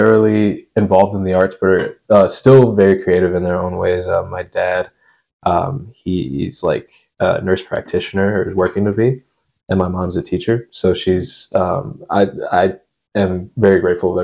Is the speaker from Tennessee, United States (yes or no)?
yes; Nashville, Tennessee, United States; moved away as an adult; now in Chicago, United States; I'm born and raised in Nashville up until I went to college